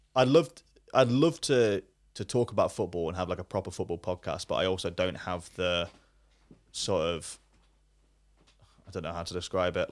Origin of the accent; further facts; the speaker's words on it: Leicester, East Midlands, United Kingdom; also born or lived in Bury; I grew up in Leicester